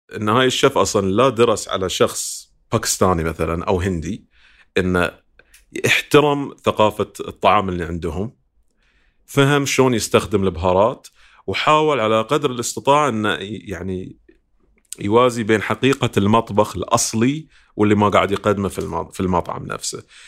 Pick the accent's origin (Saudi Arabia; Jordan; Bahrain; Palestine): Bahrain